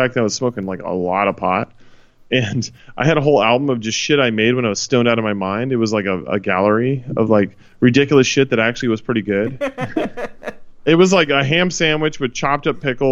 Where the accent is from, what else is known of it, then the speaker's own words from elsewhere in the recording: California, United States; moved away as an adult; also born or lived in Los Angeles; now in New York, United States; I'm a Californian living in New York